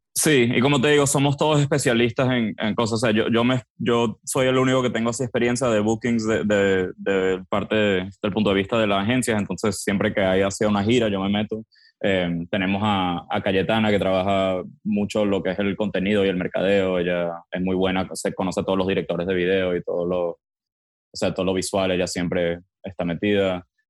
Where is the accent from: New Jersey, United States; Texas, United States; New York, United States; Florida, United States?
Florida, United States; Miami; also born or lived in Venezuela; yo crecí, yo soy venezolano, pero crecí en Miami. mi, familia se mudó en el 98 a, Miami. Yo entonces crecí acá